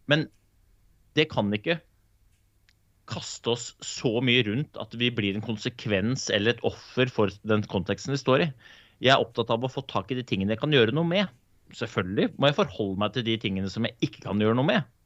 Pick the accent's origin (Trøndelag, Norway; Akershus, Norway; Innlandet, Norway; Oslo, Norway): Oslo, Norway; jeg kanskje ikke er norsk. Eh, jeg er født og oppvokst i Groruddalen, så jeg er sikkert påvirka andre kulturer.